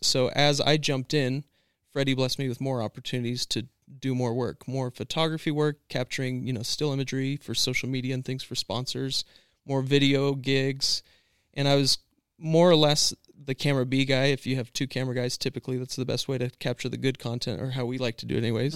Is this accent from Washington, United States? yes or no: yes; Washington, United States; moved away; also born or lived in Emmett, Idaho / Lewiston, Idaho / California; I'm born and raised in Washington State.